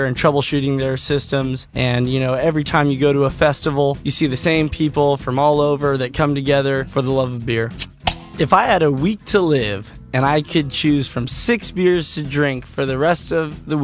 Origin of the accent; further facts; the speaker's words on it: Santa Cruz, California, United States; also born or lived in Bay Area, California; I was born and raised in Santa Cruz, California